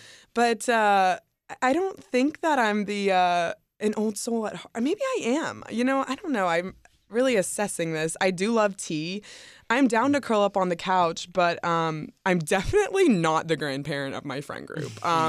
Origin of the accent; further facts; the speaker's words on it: the South, United States; No, I'm from the South.